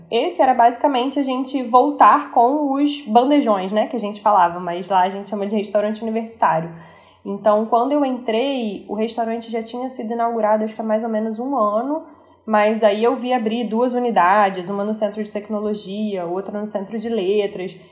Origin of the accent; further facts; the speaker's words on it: Rio de Janeiro, Brazil; aquelas coisas que a gente gosta enquanto carioca